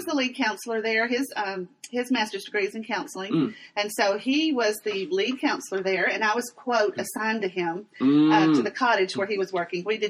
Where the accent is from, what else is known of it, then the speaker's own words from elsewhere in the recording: Pittsburg, Texas, United States; also born or lived in Lubbock, Texas; I grew up in Pittsburgh, Texas